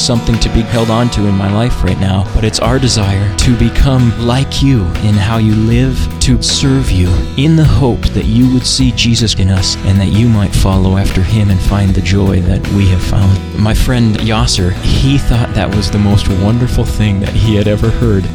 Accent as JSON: {"language": "English", "country": "United States", "moved": "as an adult", "lives_now": "Africa", "said": "I'm an American"}